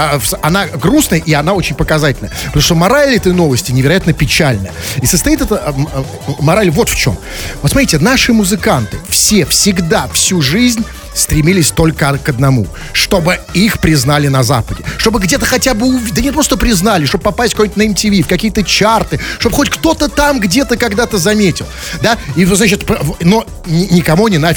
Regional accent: Saint Petersburg, Russia; на канале YouTube я выгляжу не как петербуржец, да?

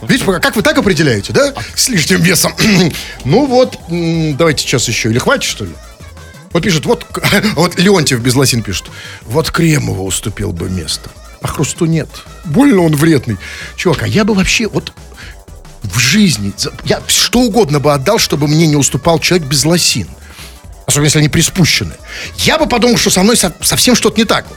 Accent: Saint Petersburg, Russia; Мы же петербуржцы такие лощёные, холёные

